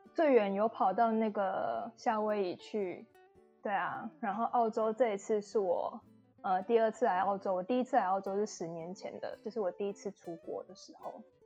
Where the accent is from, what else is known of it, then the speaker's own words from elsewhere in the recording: Yunlin County, Taiwan; moved away as an adult; also born or lived in Taipei, Taiwan / Brisbane, Australia; now in Tasmania, Australia; 因为我是云林人嘛，然后就是后面就是我到台北去念书，其实也待了就是六年了